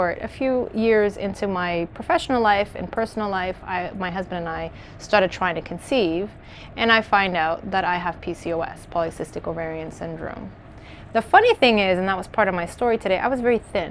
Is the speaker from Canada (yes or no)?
yes; Canada; moved away as an adult; also born or lived in Maputo, Mozambique; I was raised in Canada, but I was born in Mozambique.